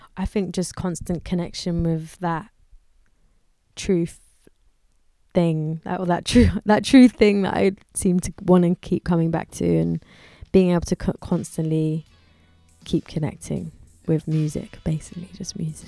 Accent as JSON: {"language": "English", "region": "London", "country": "United Kingdom", "tie": "born or raised there", "said": "I grew up in London"}